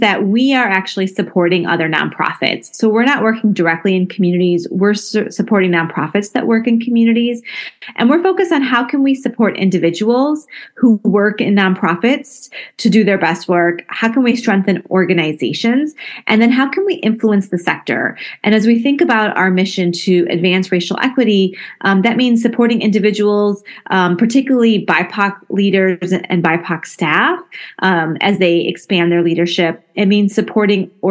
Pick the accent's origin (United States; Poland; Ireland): United States; Flint, Michigan; I was born and raised in Flint, Michigan